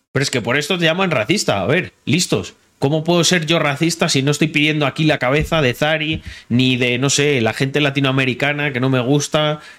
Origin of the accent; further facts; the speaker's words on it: Morocco; now in Spain; yo veo eh, que España a nivel de inseguridad cada vez se parece más a Marruecos. Y te lo digo porque soy marroquí.